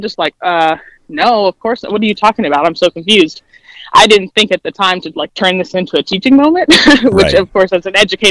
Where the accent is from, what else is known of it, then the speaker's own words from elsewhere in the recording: Dayton, Ohio, United States; I grew up in Dayton, Ohio